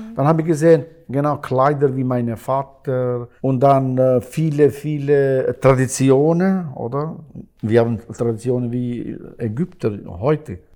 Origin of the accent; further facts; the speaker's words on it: Kosovo; German is a second language; now in Switzerland; ich bin in Kosovo äh, geboren